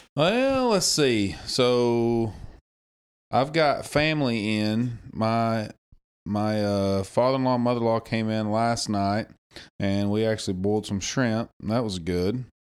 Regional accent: Damascus, Arkansas, United States; I'm from Damascus, Arkansas. Born and raised there

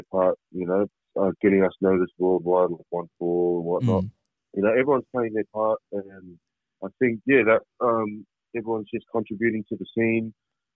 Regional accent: Australia; we all grew up in Australia. I was born in Australia

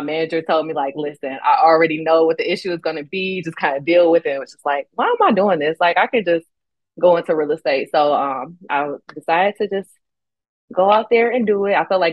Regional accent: Southfield, Michigan, United States; also born or lived in Detroit, Michigan / New York; I did grow up in Southfield too

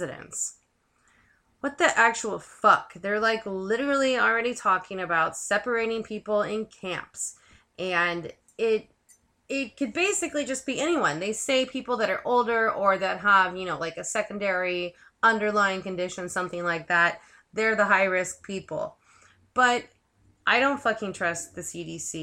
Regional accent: San Francisco Bay Area, California, United States; I'm from the Bay Area. I'm a native Bay Arian

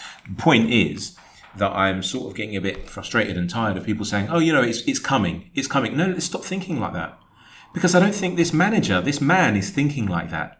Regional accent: England, United Kingdom; I am English, born and raised there, but I've got Greek blood.

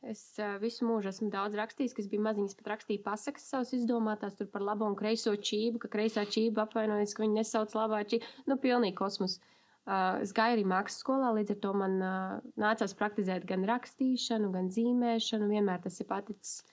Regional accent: Riga, Latvia; es esmu no Rīgas, esmu mamma, sieva un kopā ar savu draugu vadu uzņēmumu.

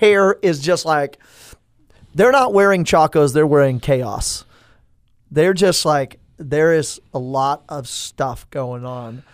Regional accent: Tulsa, Oklahoma, United States; now in Stillwater, United States; I was born in Tulsa, Saint Francis Xavier Hospital

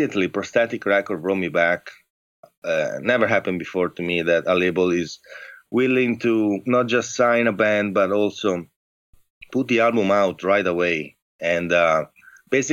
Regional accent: Padua, Veneto, Italy; English is a second language; moved away as an adult; now in San Francisco, United States; I'm from the northeast of Italy, a city close to Venice. called Padua

